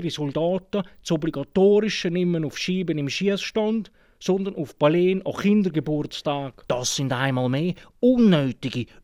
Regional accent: Aargau, Switzerland; Ja gut, für mich als Aargauer ist es klar, oder?

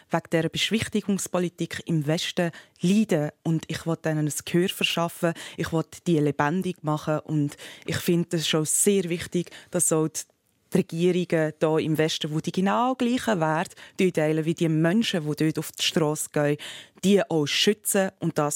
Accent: Switzerland; das ist ja auch das Ideal, das wir als Schweizer wollen.

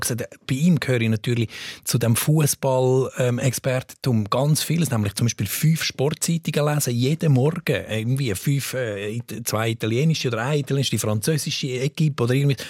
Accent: Switzerland; als Schweizer

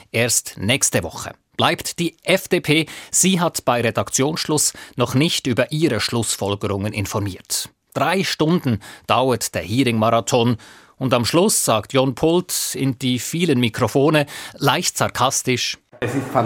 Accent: Basel, Basel-Stadt, Switzerland; Ich bin da auch nicht sehr objektiv als Baslerin, aber ich glaube, es ist so, dass die Offenheit für beide da sind

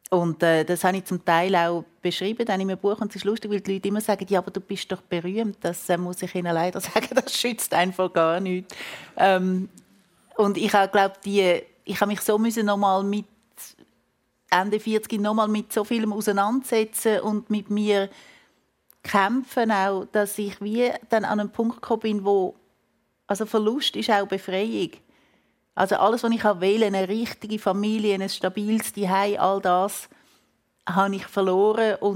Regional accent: Switzerland; Und ich aber so als, als Schweizerin, ich habe so das Gefühl, müssen doch, die müssen sich doch freuen, wenn ich komme.

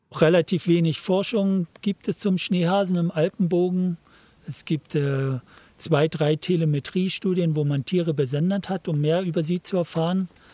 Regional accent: Hoyerswerda, Saxony, Germany; also born or lived in Munich, Germany; now in Switzerland; als ich aus Hoyerswerda weggegangen bin, bin ich ja nach München gegangen

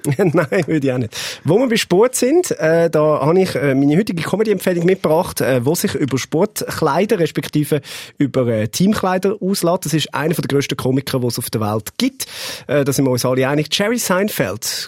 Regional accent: Switzerland; als Schweizer

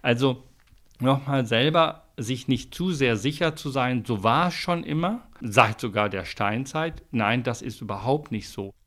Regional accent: Switzerland; bei uns in der Schweiz

